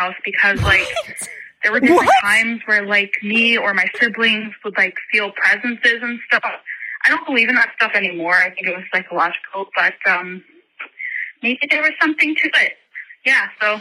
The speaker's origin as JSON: {"language": "English", "region": "Michigan", "country": "United States", "tie": "born or raised there", "moved": "yes", "lives_now": "Ireland", "said": "So when I was a kid, I grew up in Michigan, and I grew up in a historical building"}